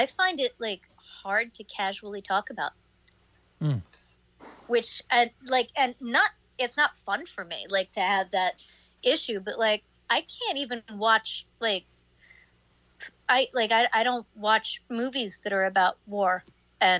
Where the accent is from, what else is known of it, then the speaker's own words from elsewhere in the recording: New York City, New York, United States; Trump grew up like five blocks from where I grew up in Queens.